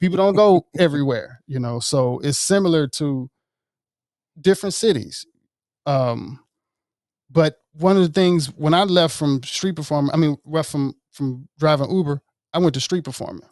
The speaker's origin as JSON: {"language": "English", "town": "Jackson", "region": "Mississippi", "country": "United States", "tie": "born or raised there", "also_born_or_lived": "Marietta, Georgia", "moved": "yes", "said": "I grew up playing cello in West Jackson"}